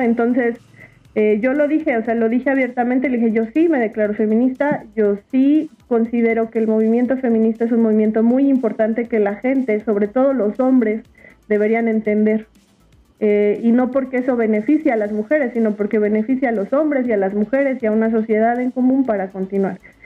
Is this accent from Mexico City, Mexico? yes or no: yes; Mexico City, Mexico; yo nací en la Ciudad de México